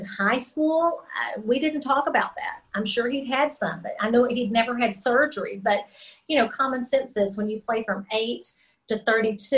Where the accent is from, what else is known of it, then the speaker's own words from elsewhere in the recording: Texas, United States; I grew up in Texas